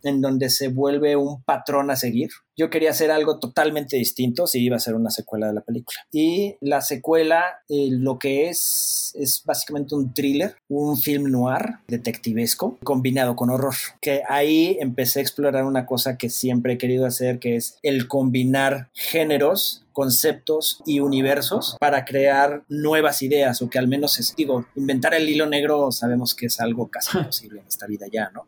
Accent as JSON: {"language": "Spanish", "country": "Mexico", "said": "dos directores mexicanos"}